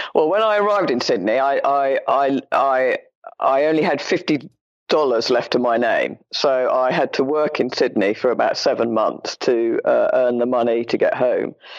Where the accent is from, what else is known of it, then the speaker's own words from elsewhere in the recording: London, United Kingdom; When I was growing up in London, I was a child